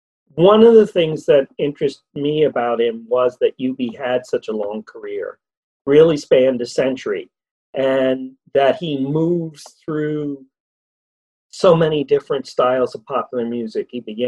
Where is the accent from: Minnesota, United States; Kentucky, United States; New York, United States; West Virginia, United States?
New York, United States; outside of New York City, United States; I'm from outside of New York City.